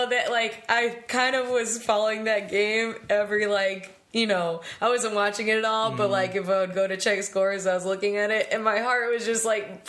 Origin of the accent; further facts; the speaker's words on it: South Carolina, United States; And then my family moved to South Carolina when I was four